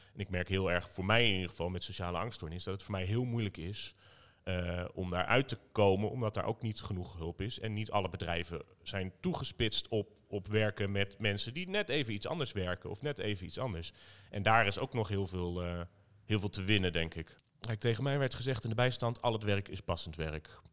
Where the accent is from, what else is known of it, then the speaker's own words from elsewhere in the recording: Zutphen, Gelderland, Netherlands; moved away as an adult; now in Arnhem, Netherlands; opgegroeid in Zutphen, maar ik woon inmiddels vijftien jaar in Arnhem